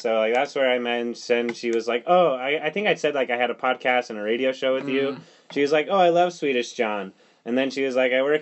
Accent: Lindon, Utah, United States; I'm from City of Dreams, Linden

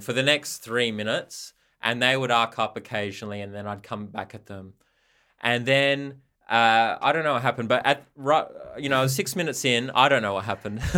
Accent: Perth, Western Australia, Australia; I'm from Perth also.

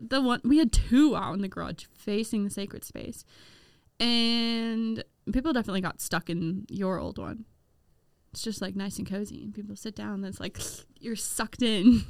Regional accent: Midwest, United States; as a Midwesterner

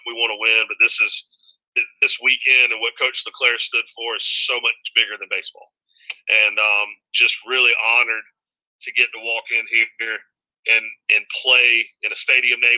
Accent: North Carolina, United States; Um, being growing up in East Carolina, pirate, you know, going to school there, following the program, um, was was one big part of it.

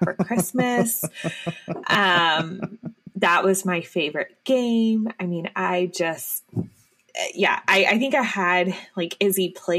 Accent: United States; a lot of us 90s kids growing up in America.

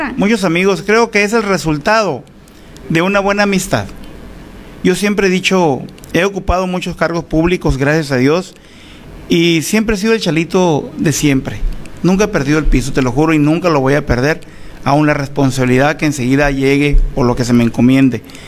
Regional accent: Álamos, Sonora, Mexico; also born or lived in Navojoa; Fui secretario del Ayuntamiento en Álamos en el 2006

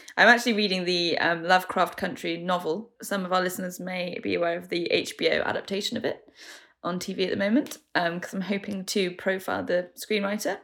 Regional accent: Manchester, North West England, United Kingdom; moved away; I'm from Manchester originally

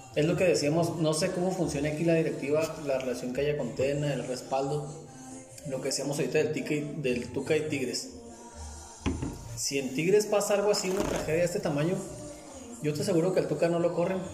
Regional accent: Ciudad Juárez, Chihuahua, Mexico; somos de Juárez

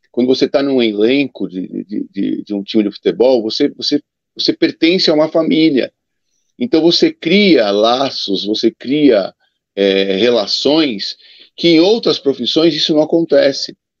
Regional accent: São Paulo, Brazil; como eu fui criado na Portuguesa de Esportes, porque meu pai jogou na Portuguesa de Esportes, eu morava na Zona Norte, muito perto da Portuguesa

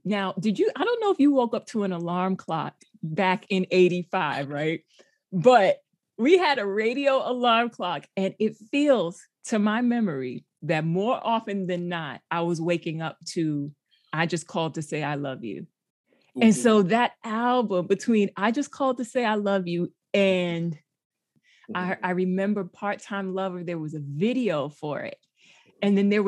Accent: New York City, New York, United States; I grew up in the Bronx, and the apartment that we lived in, it's still a place that I go

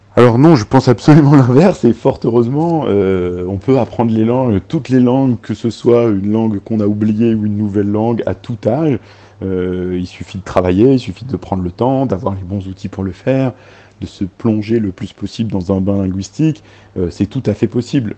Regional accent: France; first language Arabic; also born or lived in Lebanon; d'être venu en France euh, à l'âge de 4 ans, euh, depuis le Liban avec mes parents, et où on me parlait en arabe, et donc voilà, c'est ma langue maternelle

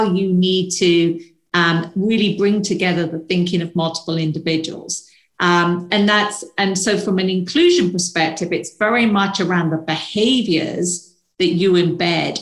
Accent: United Kingdom; moved away; probably tell from my accent, I'm from the UK originally

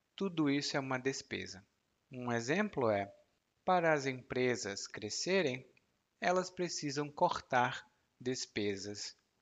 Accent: Brazil; moved away; also born or lived in Salvador, Brazil; como brasileiro

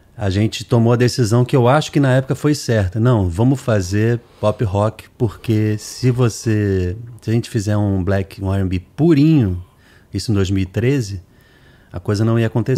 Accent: Brazil; A gente é brasileiro

